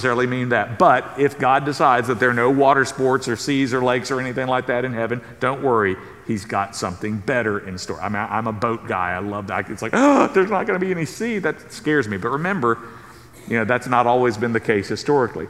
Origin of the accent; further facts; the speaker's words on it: South Carolina, United States; moved away; I grew up in South Carolina